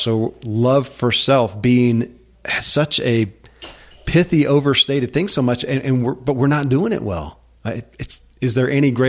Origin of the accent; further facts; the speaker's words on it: United States; I grew up in America and I wasn't taught that that is an actual focal point.